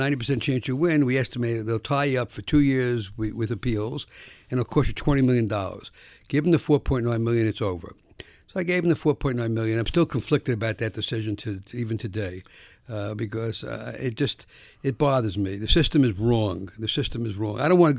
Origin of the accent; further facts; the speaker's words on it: Bronx, New York, United States; I grew up in the South Bronx, and you can give them the Rockefeller salute for me.